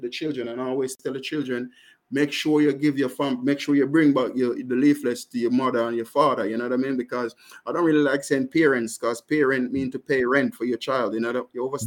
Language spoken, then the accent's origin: English; Jamaica; accent: strong Jamaican; moved away as an adult; now in United Kingdom; I'm Jamaican and I have a strong Jamaican accent.